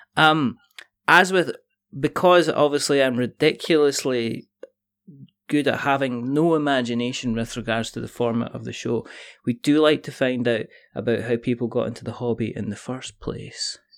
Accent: Scotland, United Kingdom; I'm Scottish, which means I could roll my R's

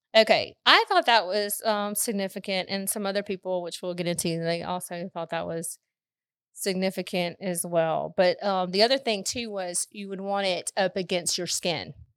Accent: Southwest Mississippi, United States; we're from Mississippi. We grew up in Southwest Mississippi

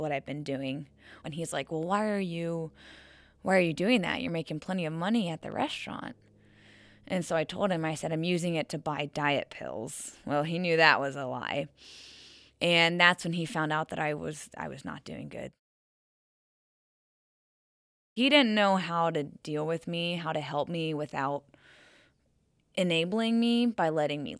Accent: Ohio, United States; moved away as an adult; now in Arizona, United States; I'm from Ohio.

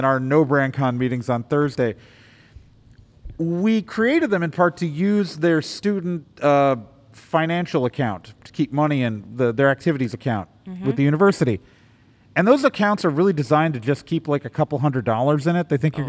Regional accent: Milwaukee, Wisconsin, United States; as a kid growing up in Milwaukee

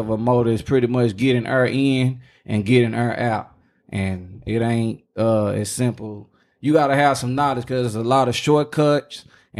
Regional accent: Dallas, Texas, United States; Nigga, I'm from Dallas.

